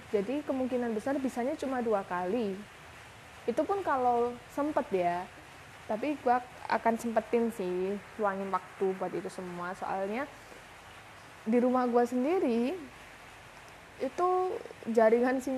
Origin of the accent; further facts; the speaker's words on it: Malang, East Java, Indonesia; gue asli Malang, umur 21 tahun, dan saat ini kesibukan gue lagi kerja.